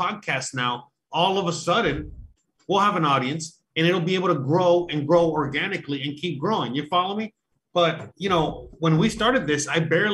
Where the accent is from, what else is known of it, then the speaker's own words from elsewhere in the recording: Florida, United States; I'm from Florida